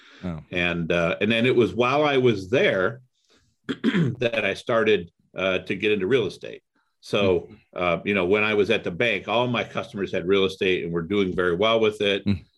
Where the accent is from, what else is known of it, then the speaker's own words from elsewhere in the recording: Toledo, Ohio, United States; So I grew up in Toledo, Ohio. Went to University of Toledo, got my undergrad in finance.